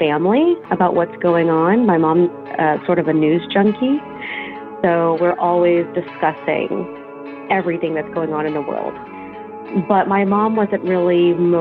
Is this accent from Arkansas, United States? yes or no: yes; Fort Smith, Arkansas, United States; moved away as an adult; I am from Fort Smith, Arkansas